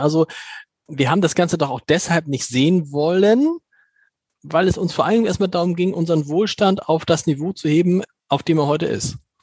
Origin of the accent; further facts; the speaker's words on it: Germany; als Deutsche